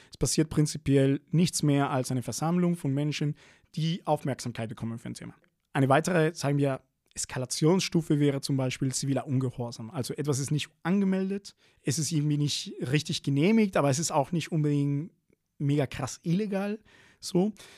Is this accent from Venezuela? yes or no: yes; Venezuela; now in Berlin, Germany; bin ich in Venezuela aufgewachsen